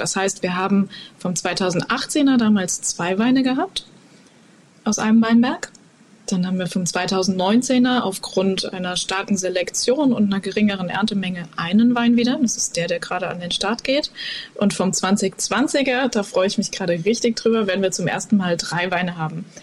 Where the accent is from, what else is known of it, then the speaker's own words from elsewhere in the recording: Koblenz, Rhineland-Palatinate, Germany; ich bin ja in Koblenz aufgewachsen und quasi am Mittelrhein groß geworden